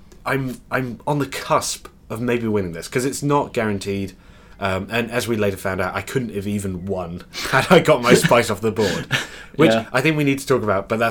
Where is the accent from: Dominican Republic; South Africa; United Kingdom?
United Kingdom; we're also British